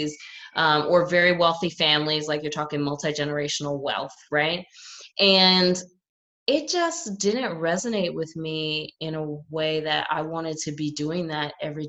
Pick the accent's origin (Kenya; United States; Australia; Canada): United States; New York City, New York; And I grew up in New York City, which is obviously like the finance hub of the world